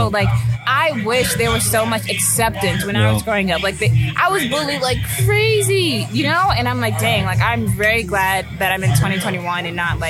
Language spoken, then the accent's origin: English; the South, United States; Well, I say that because growing up in the South, I'm like, damn, we like haven't come that far